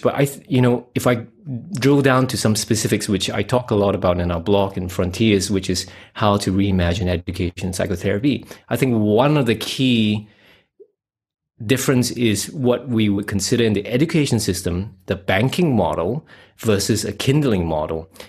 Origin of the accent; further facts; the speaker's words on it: Singapore; moved away as an adult; now in Western Australia, Australia; I come from Singapore. I'm a Asian Chinese. I uh, got out of there about 2010, and I'm now living in Western Australia